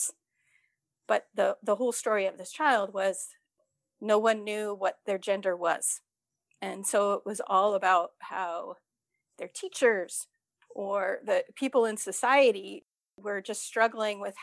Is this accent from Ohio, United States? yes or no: yes; outside of Cleveland, Ohio, United States; growing up outside of Cleveland